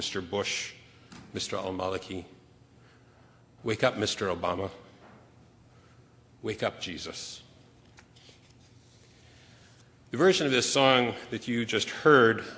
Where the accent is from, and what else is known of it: Canada; moved away as an adult; now in United States